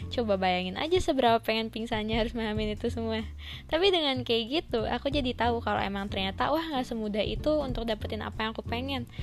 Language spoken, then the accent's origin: Indonesian; Tasikmalaya, West Java, Indonesia; Aku dari kota Tasikmalaya